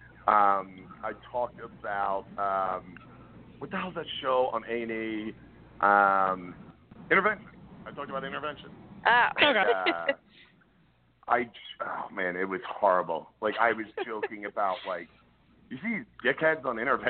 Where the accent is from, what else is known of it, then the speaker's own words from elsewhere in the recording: Delco, Pennsylvania, United States; also born or lived in Philadelphia, Pennsylvania; I'm from Delco